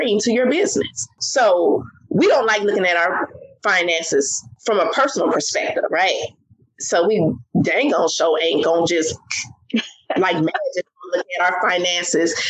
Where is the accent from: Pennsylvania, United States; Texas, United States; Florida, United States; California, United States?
California, United States; moved away as an adult; also born or lived in Maryland; I'm from California.